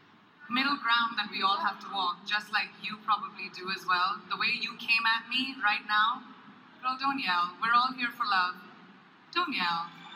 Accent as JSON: {"language": "English", "country": "India", "said": "I am from India."}